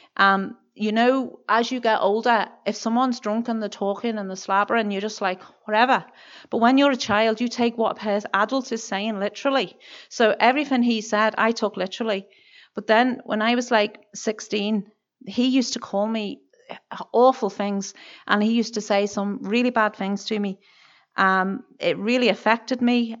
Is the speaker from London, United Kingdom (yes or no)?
no; Birkenhead, North West England, United Kingdom; moved away as an adult; now in Kilkeel, United Kingdom; I'm originally from Barking Head, which is over the water from Liverpool in England